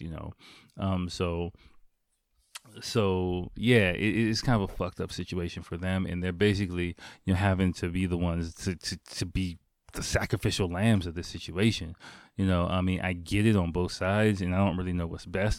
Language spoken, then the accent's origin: English; Washington, District of Columbia, United States; moved away as an adult; now in Japan; my hometown is Washington D.C.